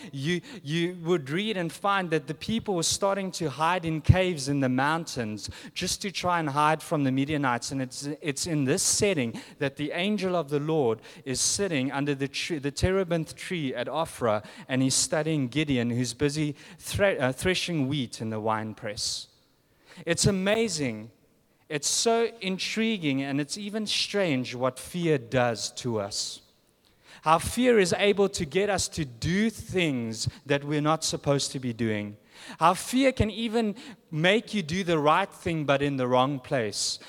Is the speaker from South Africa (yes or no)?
yes; South Africa; moved away; I'm from South Africa.